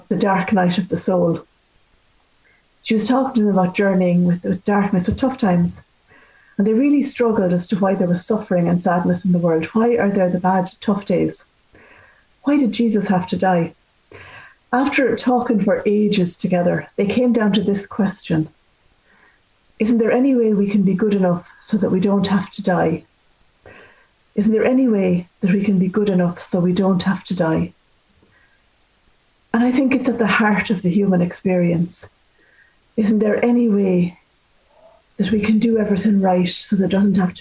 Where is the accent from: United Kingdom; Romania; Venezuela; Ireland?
Ireland; as Irish people